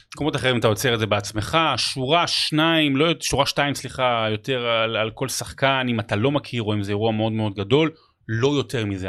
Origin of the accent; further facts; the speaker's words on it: Rehovot, Central District, Israel; זה הבית, אני גדלתי שם